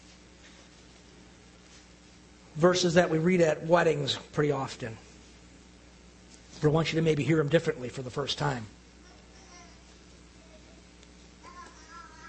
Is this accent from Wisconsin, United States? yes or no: yes; Ozaukee County, Wisconsin, United States; moved away as an adult; also born or lived in Louisiana; I've been born and raised in Ozaukee County, lived around different places, come back here to Ozaukee County